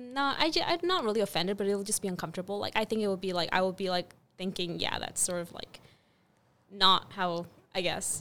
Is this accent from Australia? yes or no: no; Mexico; moved away as an adult; now in United States; growing up in Mexico.